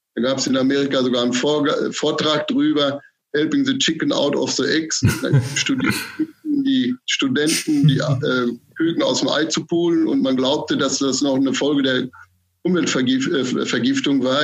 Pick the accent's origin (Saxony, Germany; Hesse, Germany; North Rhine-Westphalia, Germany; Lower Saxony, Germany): North Rhine-Westphalia, Germany; moved away as an adult; also born or lived in Munich / Stade / Göttingen; now in Mecklenburg-Vorpommern, Germany; Gebürtig bin ich Westfale. Das hört man vielleicht auch so ein bisschen.